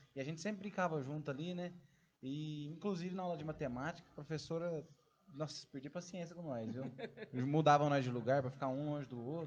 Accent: São Sebastião do Paraíso, Minas Gerais, Brazil; E nós somos do interior de Minas Gerais, né? Próximo da cidade do nosso parceiro aí, Ribeirão Preto. Mas São Sebastião do Paraíso

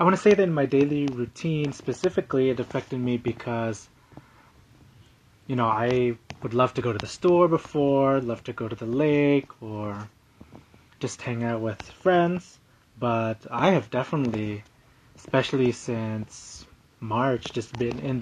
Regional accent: San Diego, California, United States; I'm pretty much from San Diego

